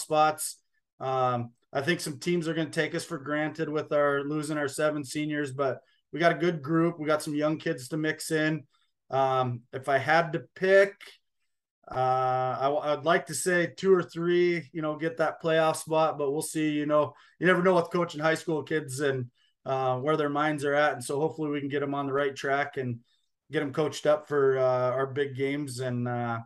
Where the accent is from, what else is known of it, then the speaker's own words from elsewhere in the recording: Scobey, Montana, United States; also born or lived in Bridger, Montana; now in Billings, United States; I grew up in Scobie and played eight man football